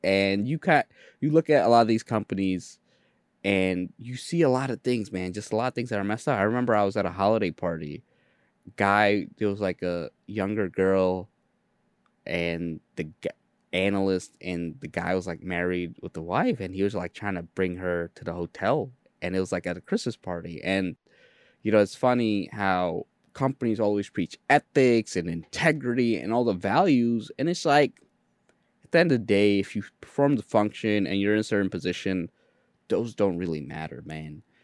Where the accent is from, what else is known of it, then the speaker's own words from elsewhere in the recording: New York City, New York, United States; English is a second language; I'm in Jamaica, Queens. We were one of the earlier Bengali families.